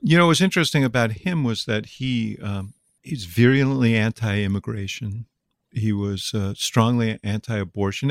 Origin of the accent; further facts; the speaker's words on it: Chicago, Illinois, United States; I'm from Chicago